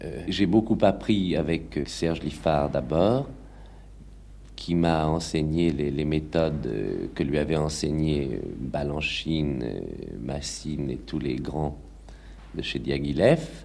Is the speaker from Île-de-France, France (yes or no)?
yes; Villemomble, Île-de-France, France; also born or lived in Paris; J'ai passé toute mon enfance à Villemomble